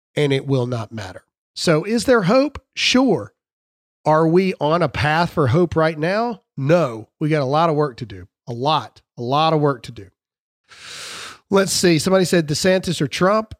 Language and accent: English; the South, United States; I am from the South